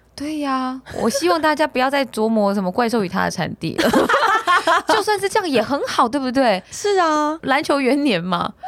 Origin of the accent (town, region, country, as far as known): Taiwan